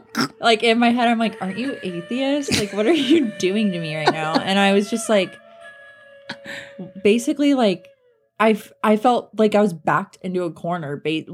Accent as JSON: {"language": "English", "town": "Colorado Springs", "region": "Colorado", "country": "United States", "tie": "born or raised there", "said": "growing up around Colorado Springs"}